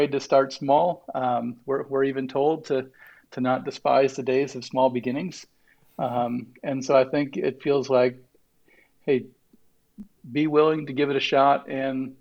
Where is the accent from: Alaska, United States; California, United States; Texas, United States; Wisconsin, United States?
Wisconsin, United States; I grew up in Wisconsin, so we're not fancy